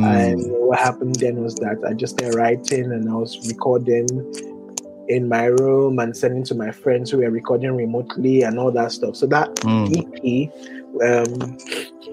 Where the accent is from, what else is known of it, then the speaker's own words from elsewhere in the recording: Port Harcourt, Rivers State, Nigeria; I'm Nigerian